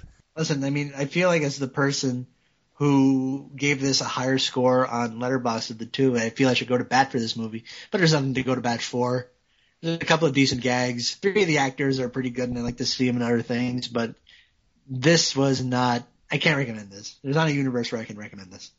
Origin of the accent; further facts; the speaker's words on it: Canada; I'm French, like I'm French Canadian